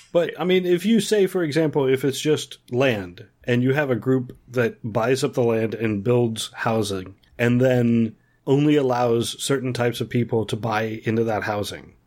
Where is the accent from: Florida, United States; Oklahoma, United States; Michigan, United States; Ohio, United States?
Ohio, United States; where I grew up in Ohio, our local village